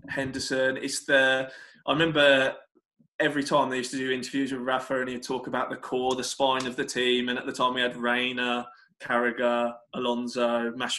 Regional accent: Dover, South East England, United Kingdom; growing up in Dover, nothing to do, like a lot of small towns around the country

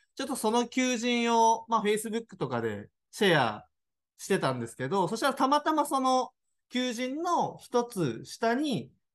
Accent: Tokyo, Japan; moved away as an adult; now in Daisen, Japan; 身は東京なんですよ。

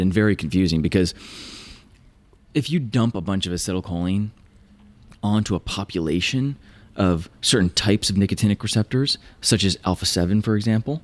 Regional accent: Virginia, United States; moved away as an adult; also born or lived in California; I grew up in Virginia, found my way to Caltech for grad school

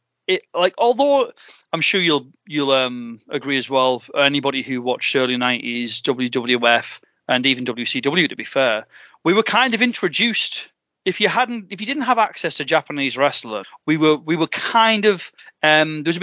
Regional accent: County Durham, North East England, United Kingdom; I grew up in County Durham, which is just like north of, it's between sort of Newcastle and Yorkshire, essentially

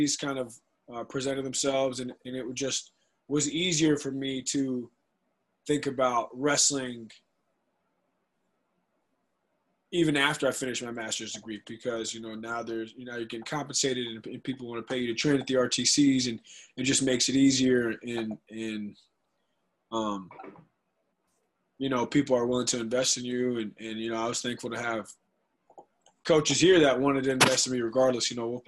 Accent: North Carolina, United States; and I'm also in my home state. I got family 2.5 hours away, so it's just – it's convenient. It's nice. And, you know, I love the weather in Raleigh. You know, it's North Carolina's great, man.

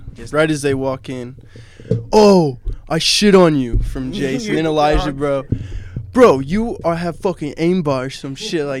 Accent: McCook, United States; from the good old MC, McCook, you know, already know the place.

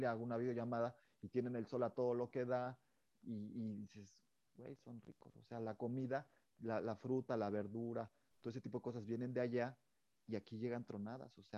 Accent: Mexico; Chile, por ejemplo, el picante, como buen mexicano, ¿tú eres de picante?

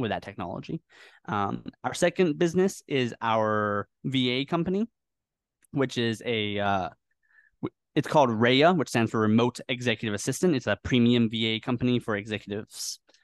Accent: Northwest of the USA, Pacific Northwest, United States; moved away as an adult; also born or lived in Washington; now in Philippines; I was born in the Northwest of the U S

